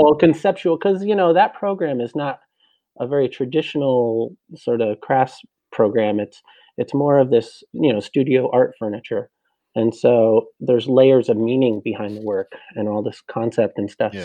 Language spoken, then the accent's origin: English; New Jersey, United States; New Jersey, uh, North Jersey, about maybe a half hour uh, west of Manhattan